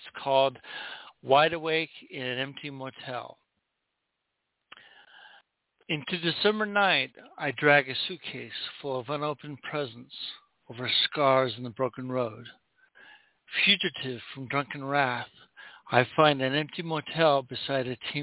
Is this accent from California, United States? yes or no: yes; Southern California, United States; also born or lived in Oregon; I grew up in Southern California, but every summer, the whole summer, I would go up to Oregon and stay with my grandparents